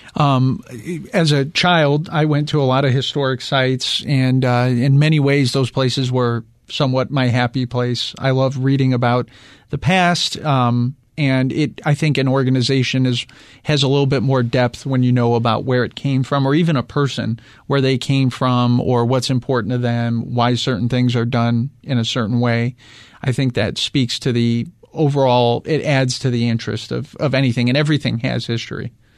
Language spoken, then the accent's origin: English; suburbs of Chicago, Midwest, United States; now in Phoenix, United States; I grew up in the Midwest